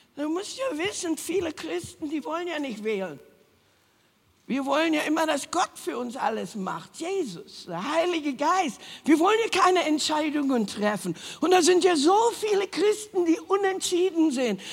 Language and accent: German; Berlin, Germany; moved away; also born or lived in Hanover; wir sind ja alle aus dem Osten, Ostberlin